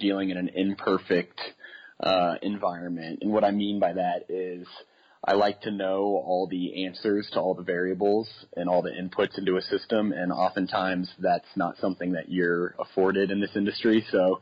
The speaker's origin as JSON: {"language": "English", "town": "Kansas City", "country": "United States", "tie": "born or raised there", "also_born_or_lived": "Des Moines, Iowa", "moved": "as an adult", "lives_now": "Colorado, United States", "said": "I grew up in Kansas City"}